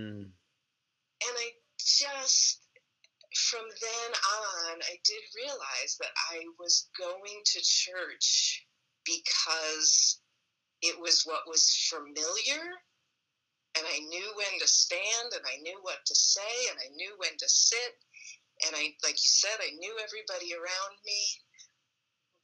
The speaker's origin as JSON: {"language": "English", "town": "New Baltimore", "region": "New York", "country": "United States", "tie": "born or raised there", "said": "I grew up in New Baltimore."}